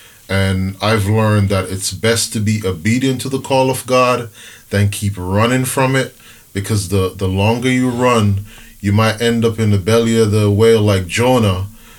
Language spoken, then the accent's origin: English; Jamaica; also born or lived in Brooklyn, New York; now in Berrien Springs, United States; originally from Jamaica, but I'm a Brooklyner. I'm a New Yorker living in Brooklyn.